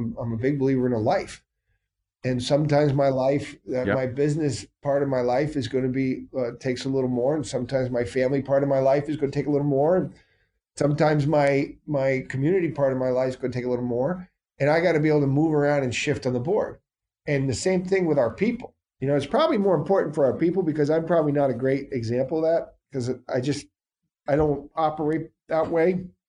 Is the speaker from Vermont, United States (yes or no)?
yes; Vermont, United States; I was a Patriot fan my entire life growing up in the Northeast Kingdom.